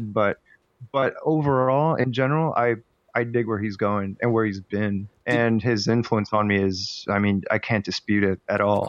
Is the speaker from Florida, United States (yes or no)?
yes; Miami, Florida, United States; moved away as an adult; now in New York, United States; I was raised in Miami, but as soon as I graduated, I just went.